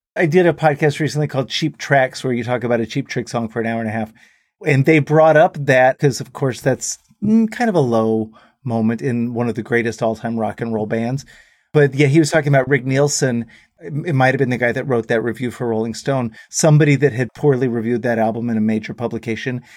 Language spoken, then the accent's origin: English; Dallas, Texas, United States; we went home to Dallas